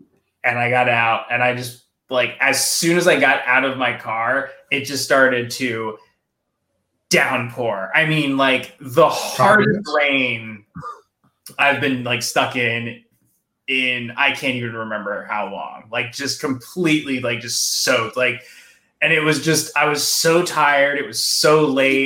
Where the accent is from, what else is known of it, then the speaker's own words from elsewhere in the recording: New Jersey, United States; I'm from New Jersey